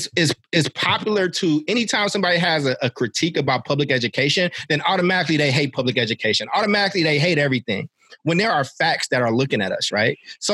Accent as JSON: {"language": "English", "town": "Chicago", "region": "Illinois", "country": "United States", "tie": "born there", "also_born_or_lived": "San Francisco / Oakland", "said": "I've lived in San Francisco. I was born in Chicago and I lived in Oakland."}